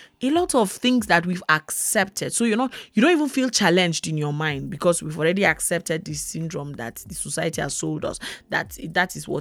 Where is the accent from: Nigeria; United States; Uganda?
Nigeria; Plateau; I'm from Nigeria. I'm from Plateau State. We are the Middle Belt